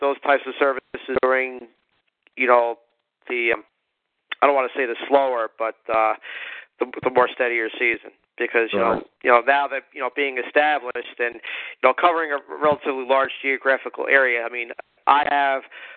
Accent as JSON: {"language": "English", "region": "Northeast", "country": "United States", "tie": "born or raised there", "said": "growing up in the Northeast"}